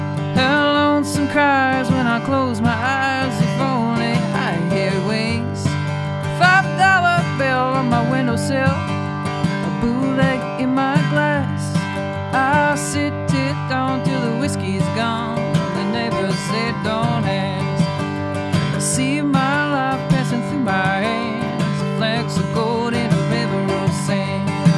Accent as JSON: {"language": "English", "town": "Ottawa", "region": "Ontario", "country": "Canada", "tie": "born or raised there", "said": "I'm from Ottawa."}